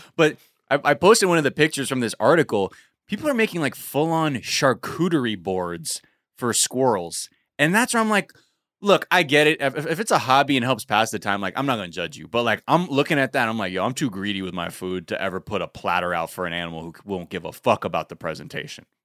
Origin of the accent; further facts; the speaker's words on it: Los Angeles, California, United States; my elementary school that I grew up in in North Hollywood